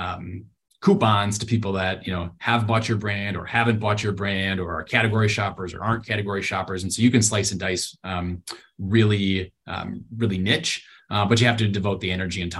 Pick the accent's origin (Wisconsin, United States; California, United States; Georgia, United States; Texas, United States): Wisconsin, United States; Tombstone Pizza or something, which is what I grew up with in Wisconsin